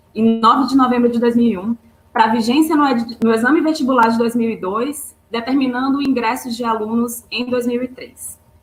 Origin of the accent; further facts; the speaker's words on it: Maranhão, Brazil; moved away as an adult; now in Rio de Janeiro, Brazil; Eu sou maranhense, me formei no Maranhão